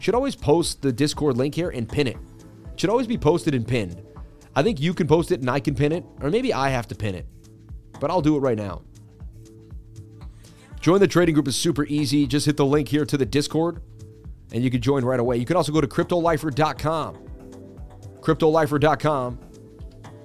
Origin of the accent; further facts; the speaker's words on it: Massachusetts, United States; also born or lived in Florida; I was born in Massachusetts